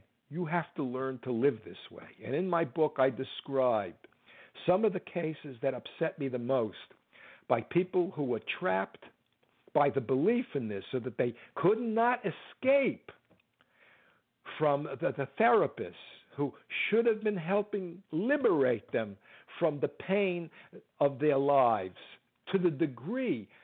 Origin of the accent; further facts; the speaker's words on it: United States; I'm an American